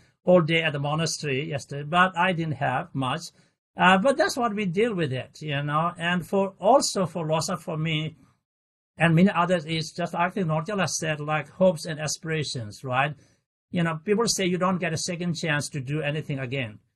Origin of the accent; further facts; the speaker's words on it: Bylakuppe, Karnataka, India; as a child growing up in Balakubi, the biggest Tibetan settlement